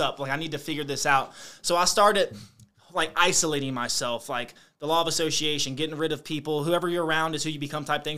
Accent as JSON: {"language": "English", "town": "Lawrenceville", "region": "Virginia", "country": "United States", "tie": "born or raised there", "also_born_or_lived": "Roanoke, Virginia", "said": "I grew up in Brunswick County, Virginia"}